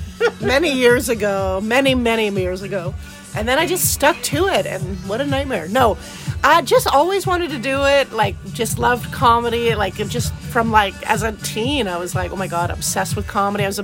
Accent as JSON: {"language": "English", "town": "Victoria", "region": "British Columbia", "country": "Canada", "also_born_or_lived": "Vancouver / Toronto", "moved": "yes", "said": "And I'm from Victoria, even more gorgeous."}